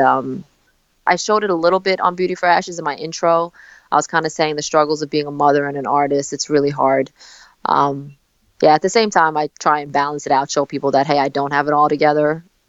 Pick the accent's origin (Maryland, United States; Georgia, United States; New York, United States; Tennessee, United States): New York, United States; New York City; also born or lived in South Korea; I came to uh, Staten Island, New York, when I was four months old